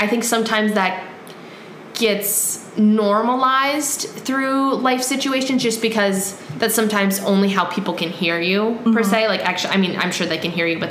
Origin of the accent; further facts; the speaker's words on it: Wisconsin, United States; we're from Wisconsin